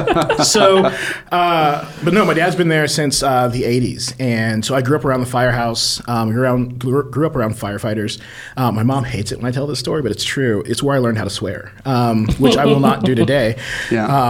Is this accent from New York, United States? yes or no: no; Taylorsville, Indiana, United States; I am Bartholomew County, born and raised. Yeah. So just outside of Columbus. I grew up in Taylorsville, Indiana